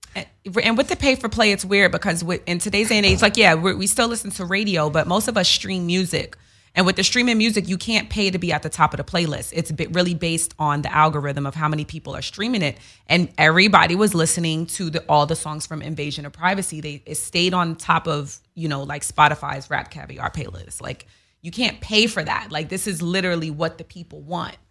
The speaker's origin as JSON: {"language": "English", "town": "New York City", "region": "New York", "country": "United States", "said": "I'm from Queens"}